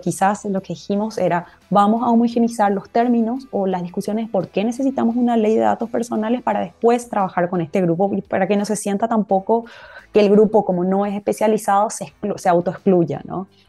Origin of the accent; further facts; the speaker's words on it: Paraguay; first language Guarani; en guaraní lo decíamos así, que, que, bueno, es nuestro idioma materno y es nuestro idioma principal en el país